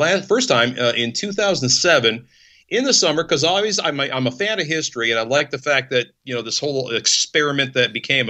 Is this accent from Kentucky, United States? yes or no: yes; Louisville, Kentucky, United States; It's a blue city in a red state. I'm from Louisville.